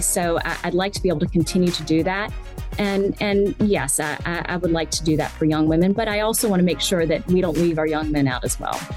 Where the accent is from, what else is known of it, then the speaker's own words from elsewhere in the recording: Richmond, Virginia, United States; I grew up here, and I'm from Richmond originally, I grew up here coming to the track with my grandfather